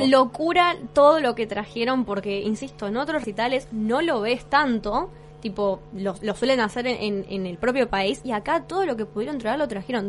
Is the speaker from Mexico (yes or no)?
no; Argentina